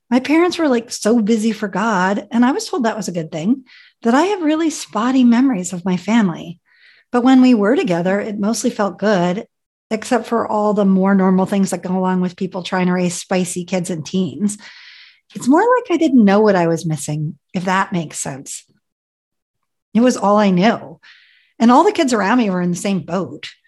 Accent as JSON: {"language": "English", "country": "Ethiopia", "tie": "born there", "said": "So, believe it or not, I was born in Ethiopia my parents were evangelical missionaries that wanted to spread the gospel to those who had not heard."}